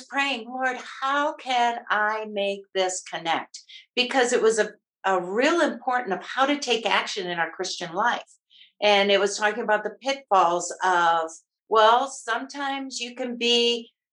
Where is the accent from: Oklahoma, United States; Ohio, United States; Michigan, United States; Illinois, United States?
Michigan, United States; moved away as an adult; also born or lived in Maryland; now in Colorado, United States; I always say I grew up in Michigan. I raised my kids in Maryland, and I now enjoy being a Nana in Colorado